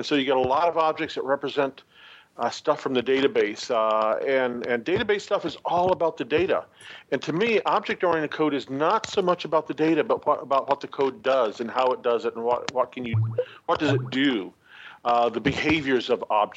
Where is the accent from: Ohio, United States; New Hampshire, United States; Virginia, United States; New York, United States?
Ohio, United States; Cincinnati; I'm from Cincinnati, Ohio